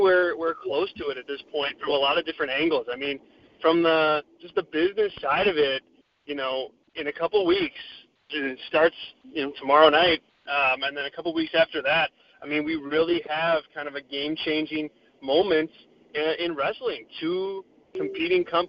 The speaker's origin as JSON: {"language": "English", "town": "Chicago", "region": "Illinois", "country": "United States", "said": "I'm from Chicago, and so we had the All Out show and then StarCast in my backyard here."}